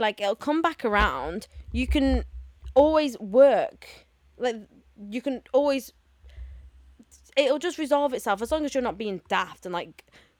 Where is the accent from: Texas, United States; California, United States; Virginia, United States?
Texas, United States; I'm from Texas.